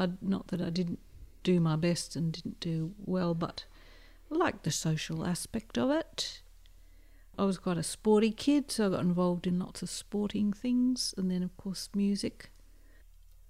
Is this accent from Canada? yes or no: no; Barossa, South Australia, Australia; I'm from the Barossa